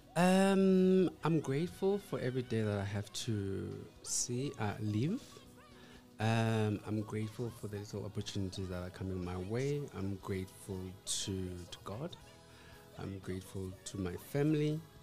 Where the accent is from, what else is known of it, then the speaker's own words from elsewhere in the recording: Tembisa, Gauteng, South Africa; I'm from Tembisa